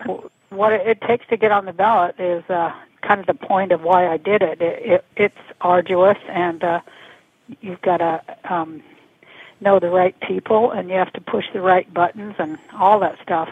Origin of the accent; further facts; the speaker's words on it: Salt Lake City, Utah, United States; I'm from Salt Lake City, Utah